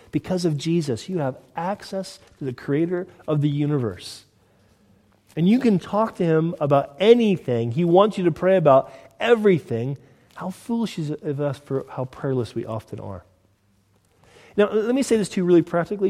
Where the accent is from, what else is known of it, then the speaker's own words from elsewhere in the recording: Southern California, United States; moved away; I'm from Southern California, originally